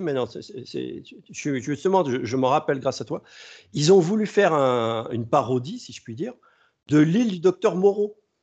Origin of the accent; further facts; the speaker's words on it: France; chez nous en France